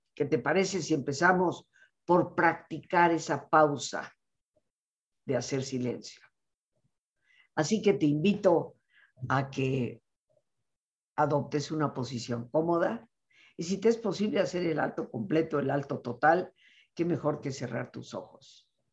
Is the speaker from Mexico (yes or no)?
yes; Mexico; yo nací en México, soy hija de yucateco y de madre nicaragüense